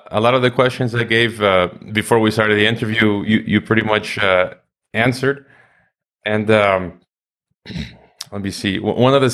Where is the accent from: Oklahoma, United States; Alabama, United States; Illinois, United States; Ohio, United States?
Illinois, United States; Chicago; I'm from Chicago, so this black site was not far from uh, you know where I where I grew up.